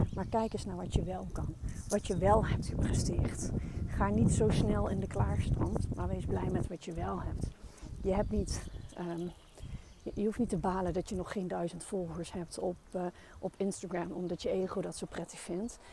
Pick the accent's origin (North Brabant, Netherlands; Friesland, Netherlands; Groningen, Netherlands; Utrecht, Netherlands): North Brabant, Netherlands; Ik ben een Brabander